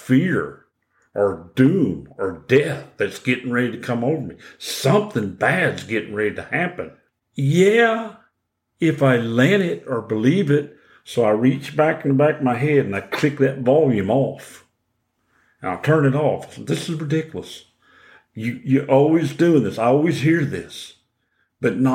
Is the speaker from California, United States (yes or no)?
no; Oklahoma, United States; moved away; I'm originally from Oklahoma.